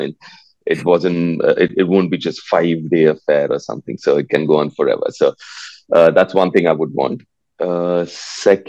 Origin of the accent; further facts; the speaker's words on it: Delhi, India; moved away; also born or lived in Kolkata, India; I was born in Calcutta, but I grew up in Delhi, and then obviously after a few years went back to Calcutta.